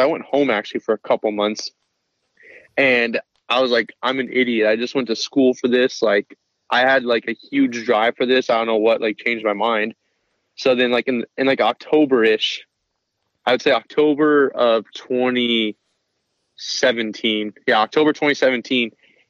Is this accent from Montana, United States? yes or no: yes; Montana, United States; moved away as an adult; I'm from Montana